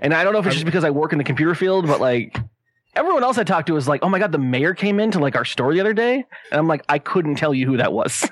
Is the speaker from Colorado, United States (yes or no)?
no; San Diego, California, United States; I'm born and raised in San Diego